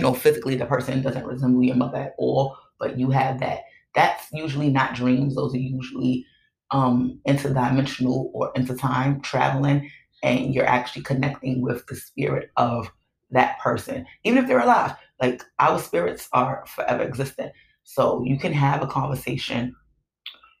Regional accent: New York City, New York, United States; I'm from Brooklyn.

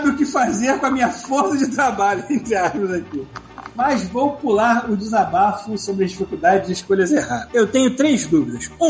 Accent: Rio de Janeiro, Brazil; sou carioca, acabei de completar 33 anos

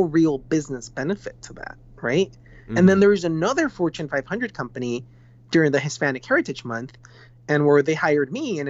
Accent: Peru; first language Spanish; English is a second language; moved away as an adult; now in San Francisco, United States; I'm from Peru, born and raised in Peru.

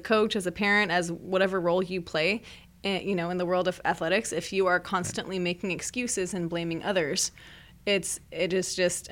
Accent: Merced, California, United States; I grew up in Merced

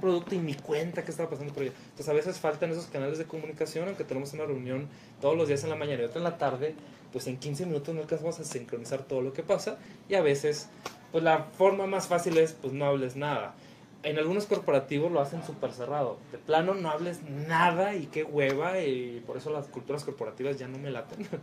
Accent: Chihuahua, Mexico; moved away as an adult; now in Guadalajara, Mexico; nací en Chihuahua, trabajé muchos años en Chihuahua y este año nos vinimos a Guadalajara, México

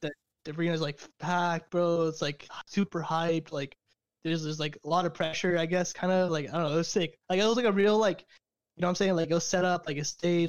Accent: Fresno, California, United States; also born or lived in Caruthers, California; I'm from California, originally from Fresno, California, which is like the direct middle of California, so it's like in between LA and San Francisco. Um, I grew up there most of my life

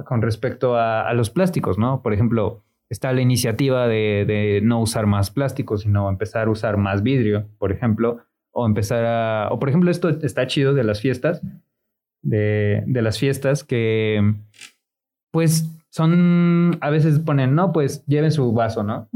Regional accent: Mexico City, Mexico; now in Puebla, Mexico; yo soy de Ciudad de México, cuando llegué a Puebla

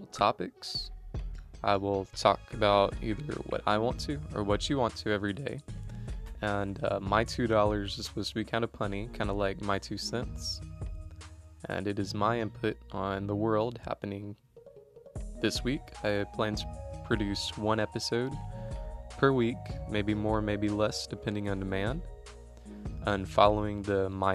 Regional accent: Central Texas, United States; I'm from Central Texas

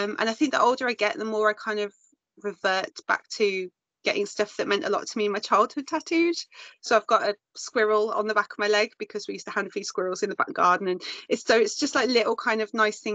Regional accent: Birmingham, West Midlands, United Kingdom; moved away as an adult; also born or lived in Wales; now in Malvern, United Kingdom; I'm from South Birmingham.

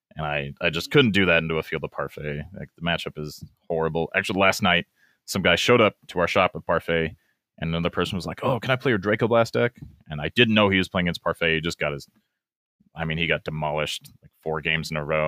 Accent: Albuquerque, New Mexico, United States; I'm from Albuquerque, New Mexico

